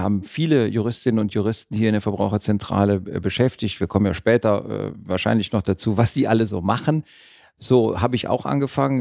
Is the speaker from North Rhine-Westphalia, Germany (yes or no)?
yes; Düsseldorf, North Rhine-Westphalia, Germany; also born or lived in Cologne / Tübingen; bin in Düsseldorf geboren und lebe auch in Düsseldorf.